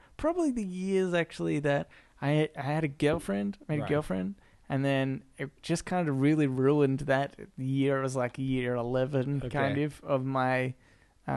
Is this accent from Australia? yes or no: yes; Ferntree Gully, Victoria, Australia; We grew up in Ferntree Gully. My parents still live there